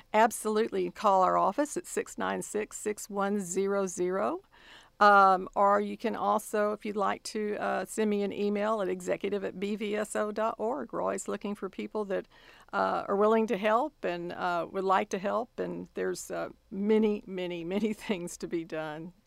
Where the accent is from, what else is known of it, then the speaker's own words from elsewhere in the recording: Austin, Texas, United States; moved away as an adult; now in College Station, United States; my hometown is Austin, Texas